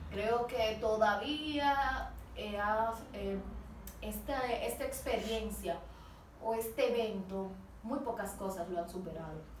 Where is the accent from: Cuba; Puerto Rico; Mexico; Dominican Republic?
Dominican Republic; Nosotros como dominicanos salimos en aguas extranjeras a gloriarnos.